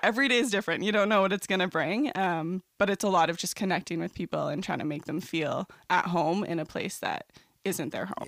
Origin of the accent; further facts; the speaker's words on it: Trenton, Ontario, Canada; moved away as an adult; now in St. Catharines, Canada; I grew up in Trenton, so it's about two hours east of Toronto